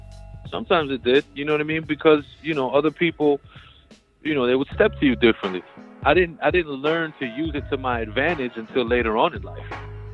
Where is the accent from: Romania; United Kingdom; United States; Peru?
Peru; I was born in Peru. My parents were born in Peru.